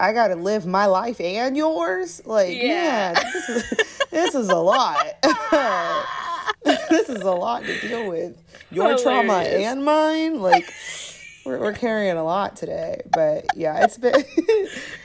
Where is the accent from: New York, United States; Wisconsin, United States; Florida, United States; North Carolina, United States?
Florida, United States; growing up in the South, I know Florida isn't really like the South.